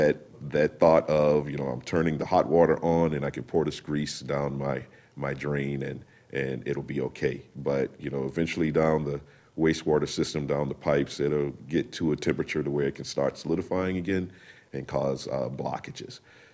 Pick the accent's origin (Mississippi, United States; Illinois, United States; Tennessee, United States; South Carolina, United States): South Carolina, United States; South Carolina.